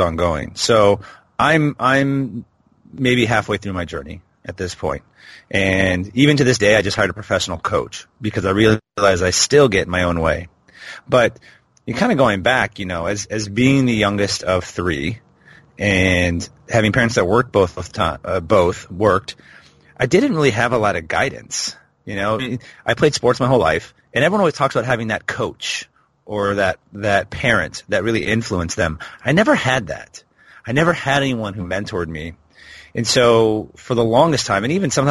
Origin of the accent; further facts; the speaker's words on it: Portland, Oregon, United States; now in Dubai, United Arab Emirates; my hometown, which is Portland, Oregon